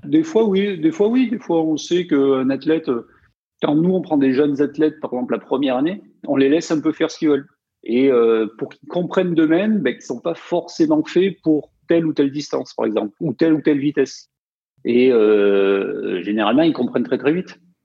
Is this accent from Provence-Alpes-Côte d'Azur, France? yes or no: yes; Provence-Alpes-Côte d'Azur, France; Moi, je venais des montagnes, donc euh, dans les Hautes-Alpes